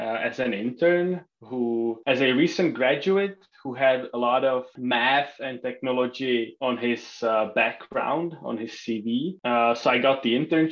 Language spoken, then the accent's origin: English; Czechia; moved away as an adult; also born or lived in Luxembourg; now in United States; I was born and raised in Czech Republic, the tiny country in Europe. To an American father and a Czech mother.